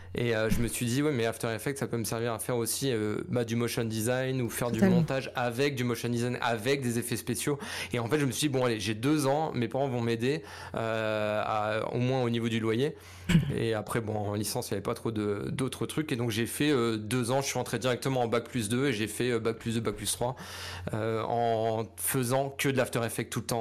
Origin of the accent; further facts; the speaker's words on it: Lorraine, Grand Est, France; also born or lived in Paris; quand je suis rentré de Paris en Lorraine